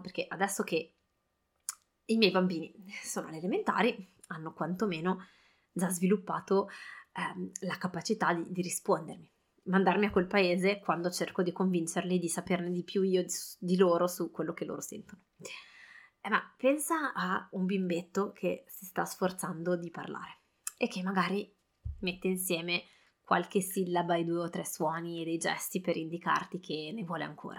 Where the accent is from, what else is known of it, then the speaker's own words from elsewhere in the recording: Italy; now in France; noi, eh, genitori siamo entrambi italiani, a casa parliamo italiano